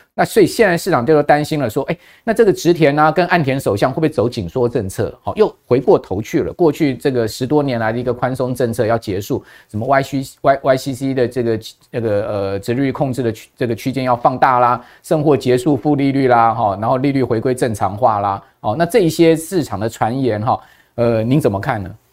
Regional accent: Taiwan; 一般我们台湾人就苦于就是说

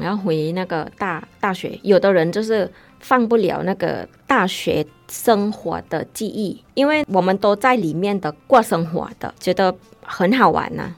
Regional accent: Thailand; Chinese is a second language; now in Taiwan; 像我泰国人来台湾比较大的

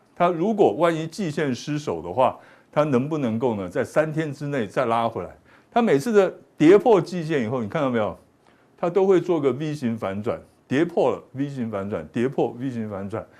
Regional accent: Taiwan; 我们台湾人的好处是什么？大家呢都很有这个自觉性。

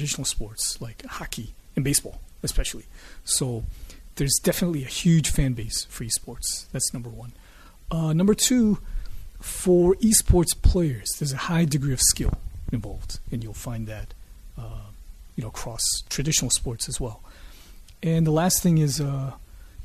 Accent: Michigan, United States; now in Taiwan; I grew up in Michigan

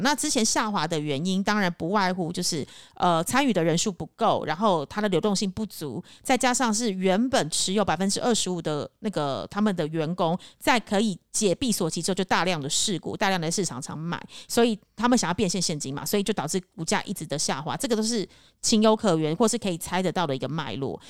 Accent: Taipei, Taiwan; now in Cambodia; 我自己是身为台北人

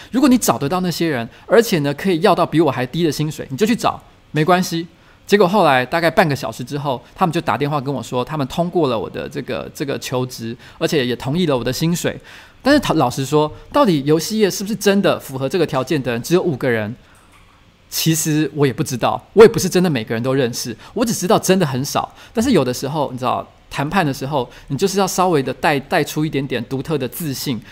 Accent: Taiwan; moved away as an adult; also born or lived in Beijing; 因为我是一个台湾人，他们找我这个台湾过去，就是希望去经营台湾市场

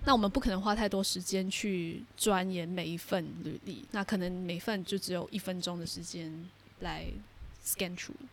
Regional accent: Singapore; 我在新加坡会说，呃，福建话，福建话是我们这边的一种方言

